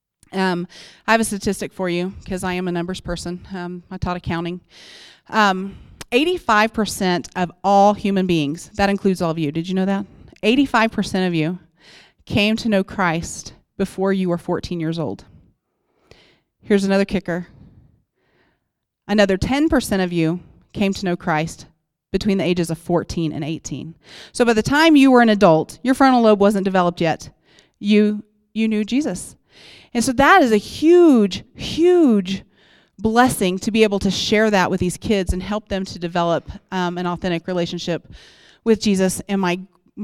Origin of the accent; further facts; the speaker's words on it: Oklahoma, United States; moved away as an adult; now in Colorado, United States; I'm from Oklahoma, and we moved here